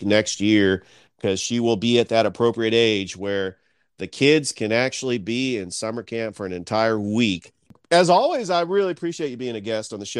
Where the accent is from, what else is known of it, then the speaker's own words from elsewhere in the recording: California, United States; I'm from California